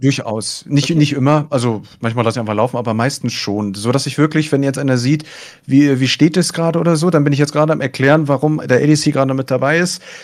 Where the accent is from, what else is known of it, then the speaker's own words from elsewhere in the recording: Germany; ich komme ja aus Hamburg, aus Schleswig-Holstein oben